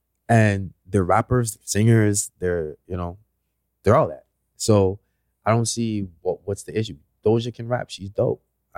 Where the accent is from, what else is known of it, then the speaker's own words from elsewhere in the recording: Canada; Let's just take being Canadian out of the picture.